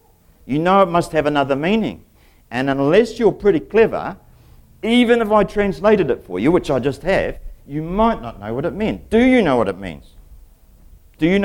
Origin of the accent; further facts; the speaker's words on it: England, United Kingdom; moved away; I'm English myself